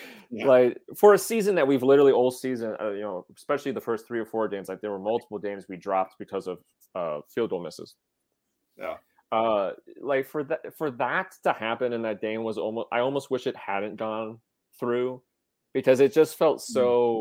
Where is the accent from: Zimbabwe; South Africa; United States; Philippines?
United States; River Falls; moved away; I'm from River Falls, a pretty small town. So, I mean, it's a college town, so it's not a tiny town, but it's not a tourist location.